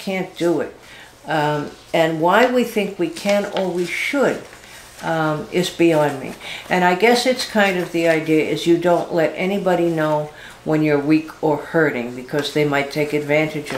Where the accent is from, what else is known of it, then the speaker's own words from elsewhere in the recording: Boston, Massachusetts, United States; I'm from Boston, where tons of the Irish live